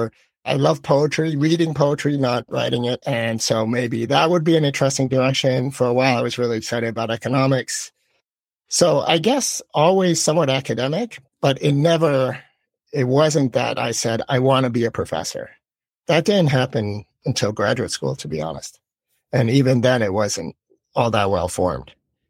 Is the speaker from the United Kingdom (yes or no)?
no; Philippines; And I grew up abroad. I grew up in the Philippines. And so perhaps I had a little more kind of global perspective.